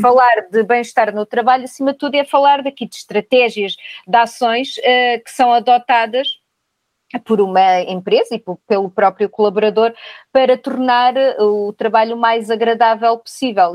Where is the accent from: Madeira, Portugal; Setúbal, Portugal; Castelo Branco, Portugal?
Castelo Branco, Portugal; moved away as an adult; now in Lisbon, Portugal; albicastrense, vim de Castelo Branco com a mala de cartão aos 18 anos para Lisboa